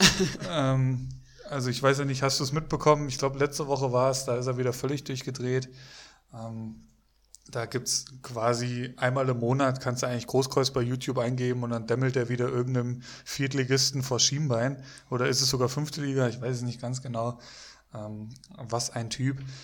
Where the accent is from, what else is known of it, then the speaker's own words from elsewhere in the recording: Bocholt, North Rhine-Westphalia, Germany; moved away; ich komme ursprünglich, also gebürtig aus Bocholt